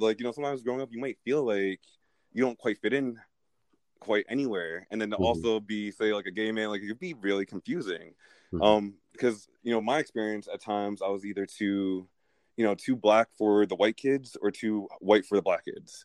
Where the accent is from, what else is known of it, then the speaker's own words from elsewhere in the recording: United States; I am a uh, Nigerian, Irish, I'm gay American